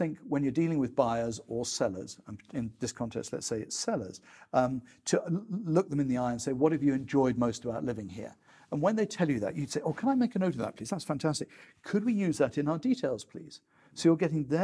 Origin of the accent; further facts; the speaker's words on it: United Kingdom; we're British